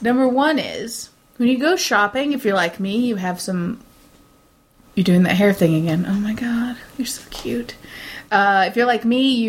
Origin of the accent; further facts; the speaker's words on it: Midwest, United States; I am from the Midwest